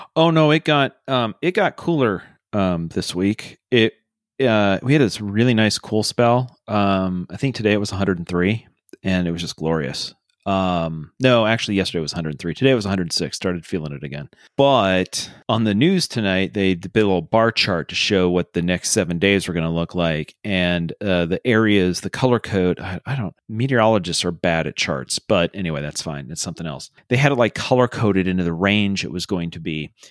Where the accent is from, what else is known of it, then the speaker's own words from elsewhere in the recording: Iowa, United States; we grew up in Iowa